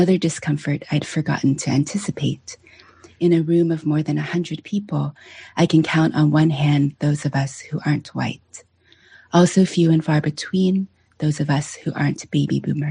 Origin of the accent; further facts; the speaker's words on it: United States; English is a second language; also born or lived in China / Pennsylvania / Washington State; I say China when asked, where are you from? Because responding with Pennsylvania and Washington State